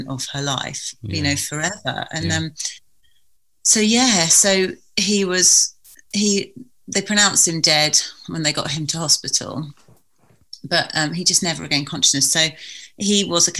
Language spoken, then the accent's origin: English; Sandhurst, South East England, United Kingdom; I grew up in Sandhurst in Berkshire.